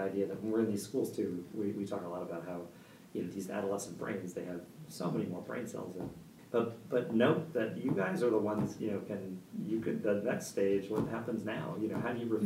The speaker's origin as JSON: {"language": "English", "town": "Dobbs Ferry", "region": "New York", "country": "United States", "tie": "born or raised there", "said": "I grew up in a town called Dobbs Ferry, New York. It's just north of New York City"}